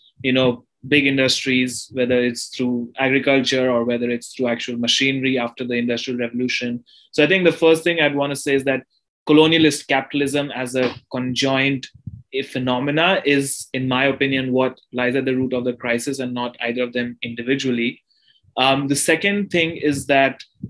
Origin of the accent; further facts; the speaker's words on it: India; growing up in India